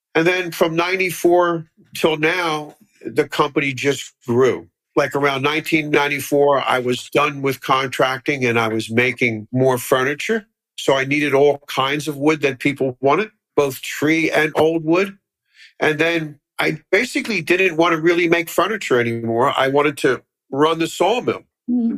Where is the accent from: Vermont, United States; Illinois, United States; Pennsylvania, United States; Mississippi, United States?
Pennsylvania, United States; Philadelphia; I grew up in Philly, actually not too far from here up the boulevard at Harbison and the boulevard